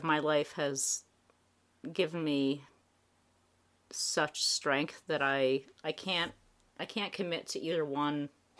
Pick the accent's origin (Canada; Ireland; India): Ireland; Dublin, Leinster; I was born in 1977 in Dublin.